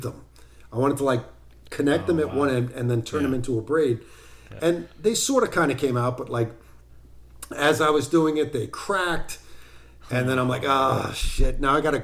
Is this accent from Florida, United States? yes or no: no; Arizona, United States; also born or lived in New York City; now in East Durham, United States; I grew up out in Arizona